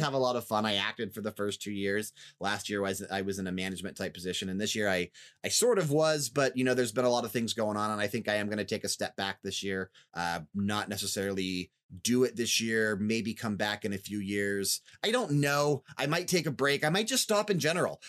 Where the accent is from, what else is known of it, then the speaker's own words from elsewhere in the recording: Northeast Ohio, United States; moved away as an adult; also born or lived in Las Vegas, Nevada; I'm from Northeast Ohio originally before I moved to Vegas, then we're back in Ohio now